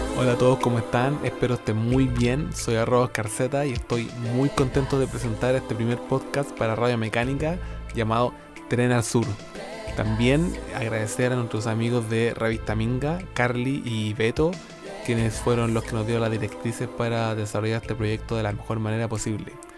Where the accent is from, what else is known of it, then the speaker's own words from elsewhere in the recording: Linares, Maule, Chile; now in Santiago, Chile; yo soy del sur, soy de Linares, pero ahora me encuentro en Santiago, viviendo en Santiago